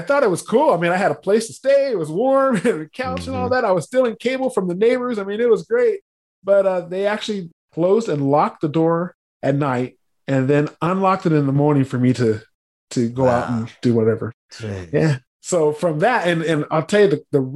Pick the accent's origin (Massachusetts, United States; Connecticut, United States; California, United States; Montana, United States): California, United States; San Diego; I was born in San Diego.